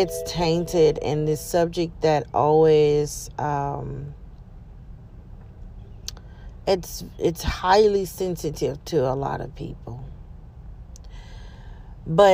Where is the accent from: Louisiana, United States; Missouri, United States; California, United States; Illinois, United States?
Louisiana, United States; I'm from Louisiana and never been to New Orleans